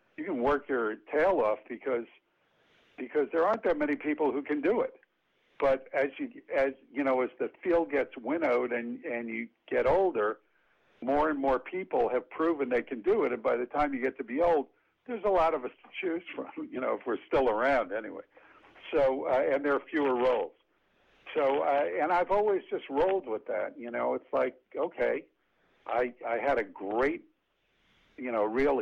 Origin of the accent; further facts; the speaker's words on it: New York City, New York, United States; also born or lived in Yonkers, New York; I grew up in the Bronx in Yonkers